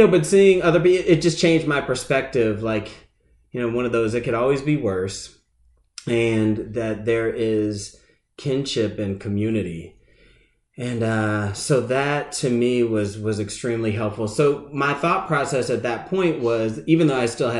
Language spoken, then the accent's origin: English; Massachusetts, United States; now in Charlotte, United States; I'm originally from the Massachusetts area